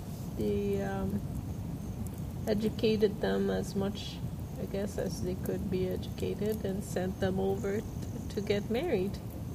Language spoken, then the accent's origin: English; Quebec, Canada; moved away; I'm from there and it's my culture.